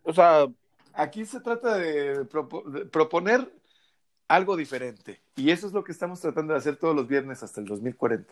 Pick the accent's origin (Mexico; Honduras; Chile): Mexico; todas y todos somos mexicanos